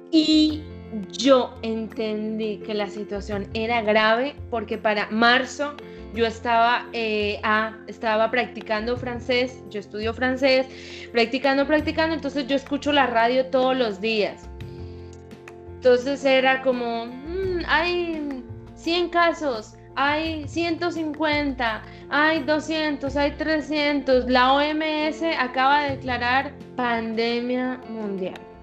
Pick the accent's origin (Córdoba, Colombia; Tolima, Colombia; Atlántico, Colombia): Córdoba, Colombia; Montería; accent: costeña; yo soy costeña, yo nací en Montería, en mi tierra querida